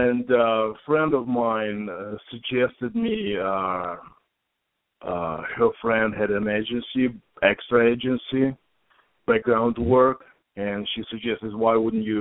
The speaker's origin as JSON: {"language": "English", "country": "Ukraine", "tie": "born or raised there", "also_born_or_lived": "Europe", "moved": "as an adult", "lives_now": "Canada", "said": "I was born and raised in Ukraine, and 1999 I moved"}